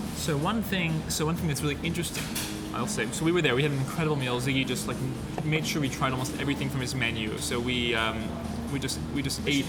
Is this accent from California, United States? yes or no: no; New York area, United States; we grew up in the New York area